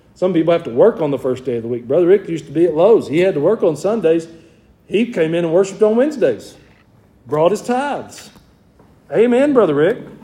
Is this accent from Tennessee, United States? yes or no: no; Georgia, United States; I'm from Georgia